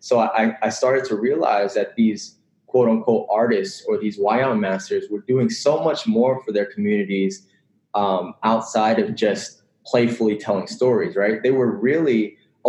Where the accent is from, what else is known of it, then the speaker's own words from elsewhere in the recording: Northern Virginia, United States; I grew up in Northern Virginia, which is about 30 minutes away, less than 30 minutes away from DC.